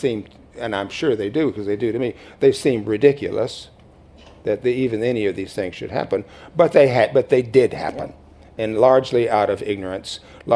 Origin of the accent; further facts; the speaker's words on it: Mississippi, United States; I grew up in Mississippi